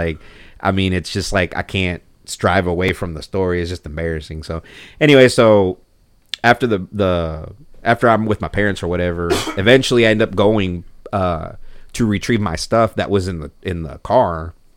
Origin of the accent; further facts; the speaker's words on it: Mexico; now in Texas, United States; I actually wasn't born here. I was born in Mexico.